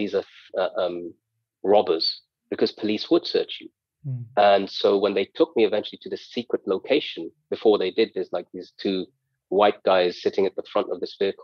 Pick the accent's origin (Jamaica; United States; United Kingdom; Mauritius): United Kingdom; They've come to steal money from me, perhaps because I'm British and a foreigner living in this land.